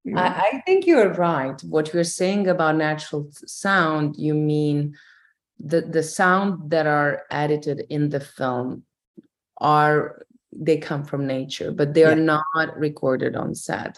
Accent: Croatia; I grew up on an island uh, with my grandmother and my great grandmother and my mother

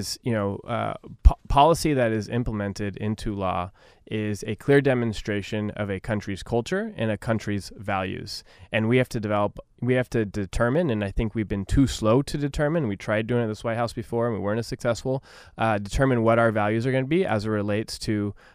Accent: Orange County, California, United States; I'm a kid from Orange County. And like so many kids from Orange County, you know, we grow up in a pretty diverse community.

